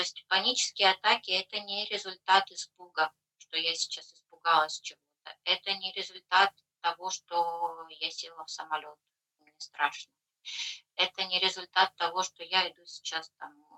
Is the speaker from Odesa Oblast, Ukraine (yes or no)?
no; Kharkiv, Kharkiv Oblast, Ukraine; moved away as an adult; now in Netherlands; я из Харькова, да, и ну, мы бежали